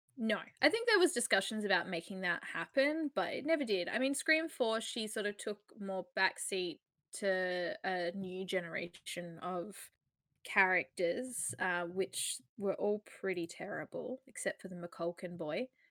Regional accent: Australia; we're Australian

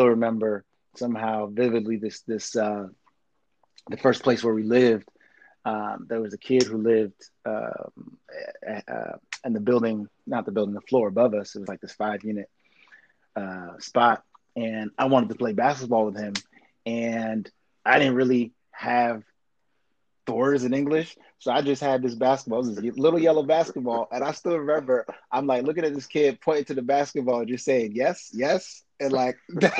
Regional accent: White Plains, New York, United States; first language French; English is a second language; moved away as an adult; also born or lived in Montreal, Canada; now in Los Angeles, United States; I grew up in the burbs outside of New York in this Haitian community in White Plains

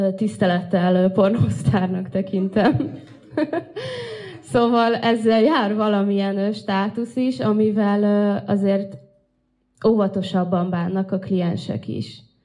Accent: Russia; now in Hungary

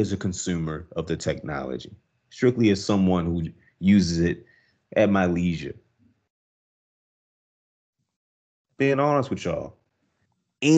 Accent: United States; I'm American dude, but as American as they come

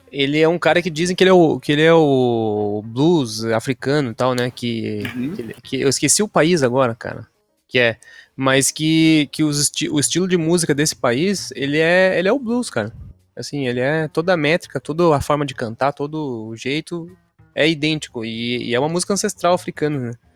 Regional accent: São Paulo, Brazil; now in Curitiba, Brazil; eu sou do estado de São Paulo

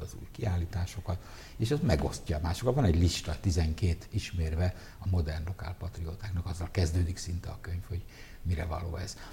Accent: Budapest, Hungary; Zuglóban nőttem fel, Kertvárosba

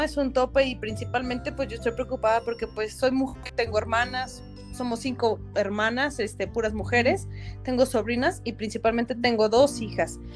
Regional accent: San Luis Potosí, Mexico; Yo soy potosina, este, nací aquí en San Luis Potosí, pero ven, toda mi familia es del norte, entonces traemos costumbres norteñas

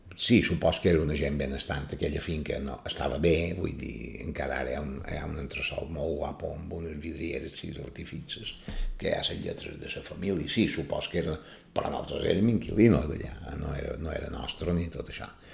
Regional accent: Palma, Balearic Islands, Spain; néixer el 29 de gener de l'any 1949, a Palma, en el carrer Real

